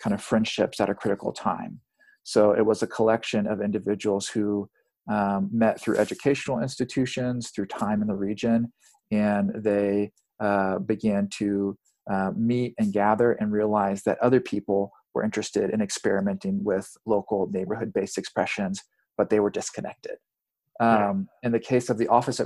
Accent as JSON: {"language": "English", "region": "South Texas", "country": "United States", "tie": "born or raised there", "also_born_or_lived": "Pacific Northwest", "moved": "as an adult", "said": "I was born and raised in South Texas"}